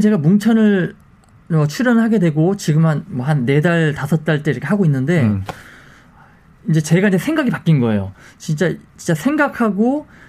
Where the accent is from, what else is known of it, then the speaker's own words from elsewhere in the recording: Muju, North Jeolla, South Korea; 당시 저희는 다 무주 출신들이었고요